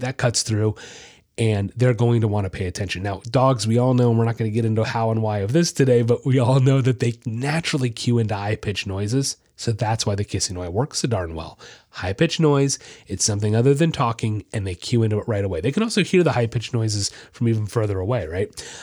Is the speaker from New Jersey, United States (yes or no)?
no; Florida, United States; I'm from Florida